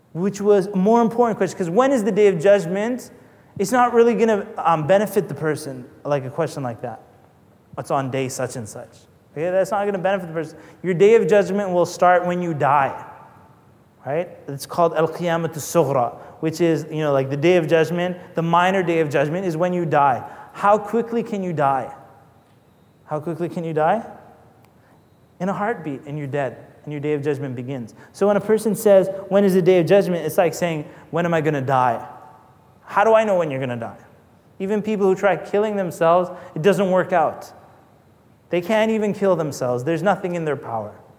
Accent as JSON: {"language": "English", "country": "Canada", "said": "I'm not American anyway. I'm Canadian"}